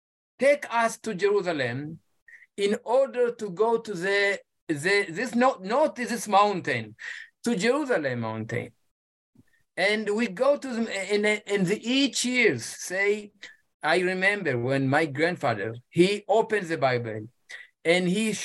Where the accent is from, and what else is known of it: Ethiopia; English is a second language